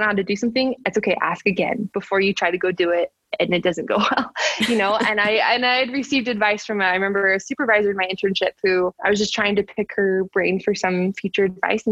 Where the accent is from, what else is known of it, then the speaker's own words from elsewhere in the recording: Utah, United States; I was from Utah